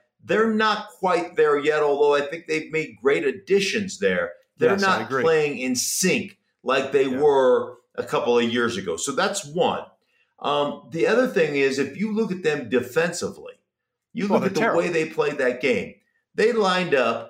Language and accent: English; Missouri, United States; I'm from Missouri.